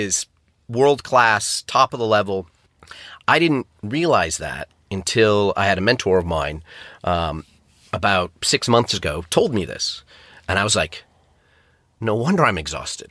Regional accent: Syracuse, New York, United States; moved away as an adult; now in London, United Kingdom; I'm originally from Syracuse, New York

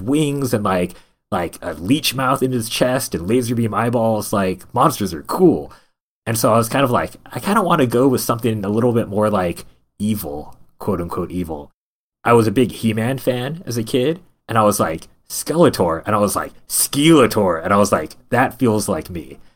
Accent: Stockton, California, United States; I'm originally from Central Valley of California, from a place called Stockton, California. Not necessarily known for a lot of good things, but that's where I was born

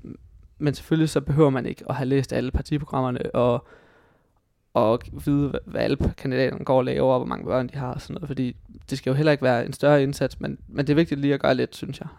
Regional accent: Hobro, North Denmark Region, Denmark; moved away as an adult; now in Aarhus, Denmark; Jeg er fra øh, en, en lille gård uden for Hobro i Nordjylland

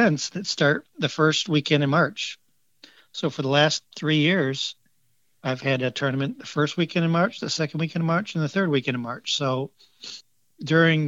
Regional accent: Grand Rapids, Michigan, United States; now in Florida, United States; I grew up in Grand Rapids, Michigan, where we definitely have four seasons.

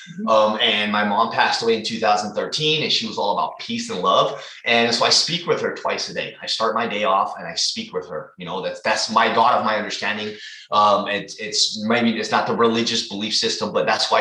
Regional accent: San Jose, California, United States; also born or lived in Hayward, California; I am from California, the Bay Area. I grew up in San Jose, but I'm currently living in Hayward, which is near Oakland

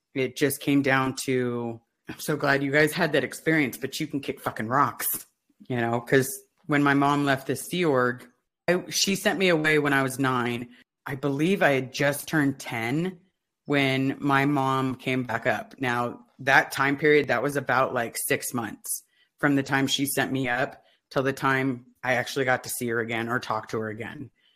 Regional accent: Los Angeles, California, United States; I grew up in the Pac Base area, and that's where the blue buildings are in Los Angeles

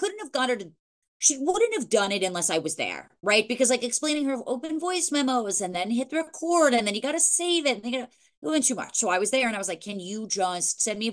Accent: New Jersey, United States; moved away; The Sopranos was filmed in my hometown, and it's also filmed in North Jersey

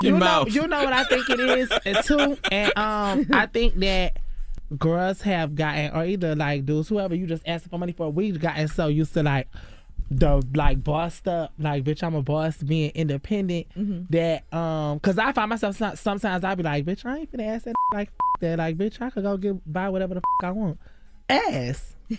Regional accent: New York, United States; So I grew up in, like, New York and shit, too, which I had got, like, robbed.

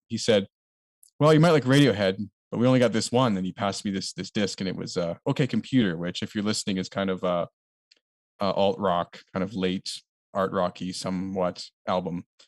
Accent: Canada; a Canadian was, like, kind of unique to us

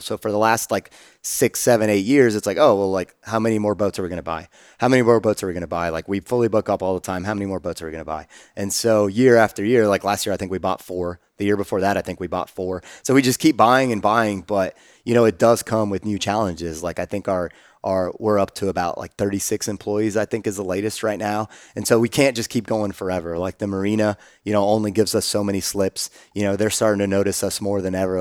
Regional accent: Austin, Texas, United States; growing up in Austin

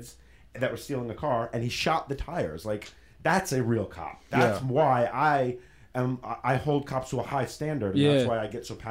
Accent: Long Island, New York, United States; also born or lived in Queens, New York; now in Los Angeles, United States; I was born in Queens and then raised in Long Island

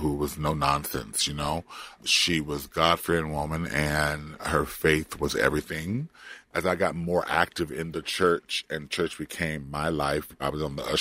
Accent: Compton, California, United States; moved away; also born or lived in Florida; I grew up in Compton. If you don't know where that is geographically, that is East Los Angeles County

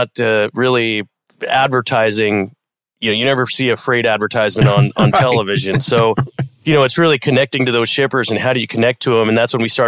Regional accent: Scottsdale, Arizona, United States; also born or lived in Long Island, New York; so my brother and I grew up here in Scottsdale. We were born in New York City, Long Island, and our family moved out here when we were very young. I was less than a year old

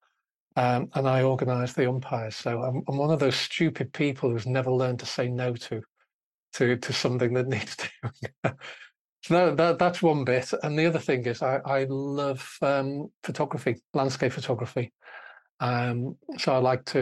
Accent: Liverpool, North West England, United Kingdom; moved away; I grew up in Liverpool, and it's football, red or blue, and nothing else whatsoever

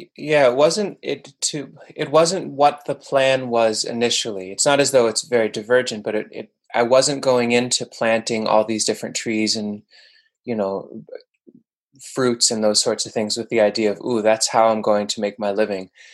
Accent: Bergen County, northern New Jersey, United States; also born or lived in Manhattan, New York; now in New York, United States; my folks moved to suburban quote unquote northern New Jersey when I was a little kid. But it was a pretty densely populated area in Bergen County.

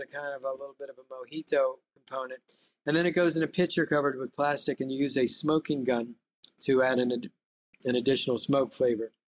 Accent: United States; for me as an American

